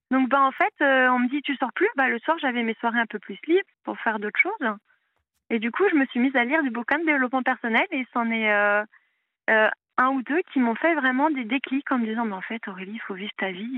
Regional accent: Paris, Île-de-France, France; moved away as an adult; Je viens de Paris

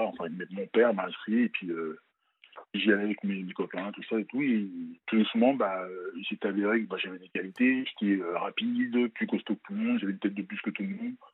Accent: France; also born or lived in Benin; moi, je suis originaire du Bénin. {S1} D'accord. {S2} Je suis né, je suis né au Bénin, je pas, j'ai pas grandi là-bas. Et euh, je suis venu à l'âge de 5-6 ans en France.

